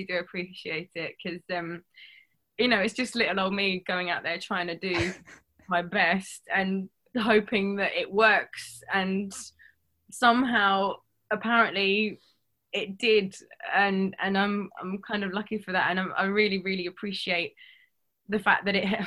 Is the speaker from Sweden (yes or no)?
no; London, United Kingdom; I'm from London